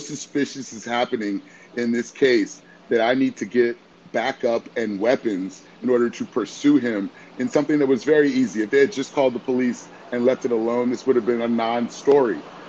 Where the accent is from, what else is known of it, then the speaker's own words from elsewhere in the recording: Washington, District of Columbia, United States; also born or lived in Boston / Miami, Florida; now in Atlanta, United States; I'm a Black male. I'm originally from Washington, D.C. I live in Atlanta, Georgia, in the Edgewood neighborhood